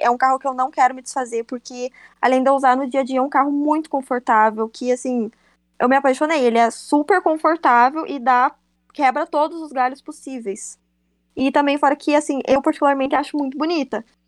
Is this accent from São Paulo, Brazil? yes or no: no; Cruz Alta, Rio Grande do Sul, Brazil; sou de Cruz Alta, no Rio Grande do Sul